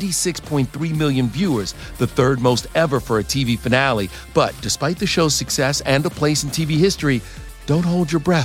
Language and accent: English; Baltimore, Maryland, United States; I'm a kid from the Baltimore area.